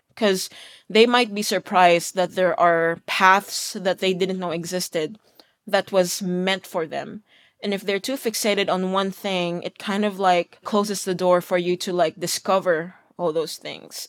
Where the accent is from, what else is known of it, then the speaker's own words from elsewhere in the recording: Philippines; now in Los Angeles, United States; me being Filipino, Asian, working in L A as a mastering engineer